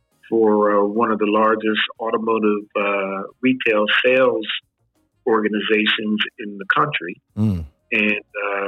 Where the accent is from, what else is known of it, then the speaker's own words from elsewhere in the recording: Lawnside, New Jersey, United States; also born or lived in South Philadelphia; So I grew up here from a toddler. I attended public school through the Lawnside system. Attended high school at Haddon Heights, where most of the students from Lawnside go for high school.